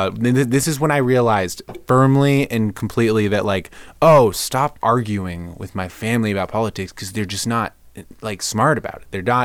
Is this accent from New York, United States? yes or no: no; Dayton, Ohio, United States; Ohio. Dayton, Ohio. Republican, conservative upbringing.